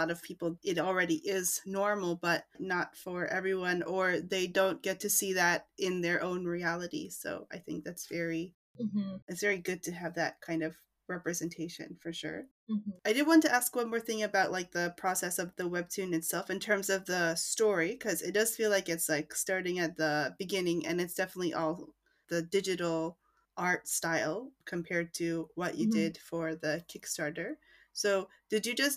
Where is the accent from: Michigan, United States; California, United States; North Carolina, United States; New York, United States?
New York, United States; I grew up in New York, so I was out by high school